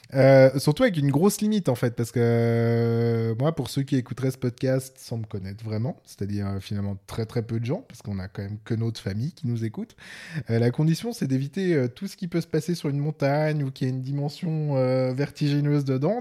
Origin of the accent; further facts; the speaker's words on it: Switzerland; accent: Swiss; mon accent suisse en anglais